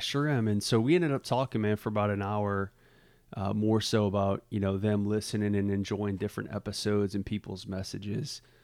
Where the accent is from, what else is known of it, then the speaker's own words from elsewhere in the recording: Southeast Louisiana, United States; also born or lived in New Orleans; growing up in Southeast Louisiana